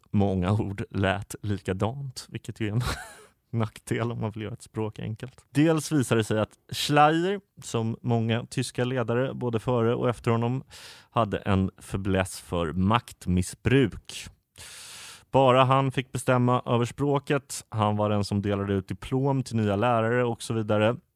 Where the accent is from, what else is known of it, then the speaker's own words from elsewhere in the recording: Skåne, Sweden; där jag växte upp i Skåne.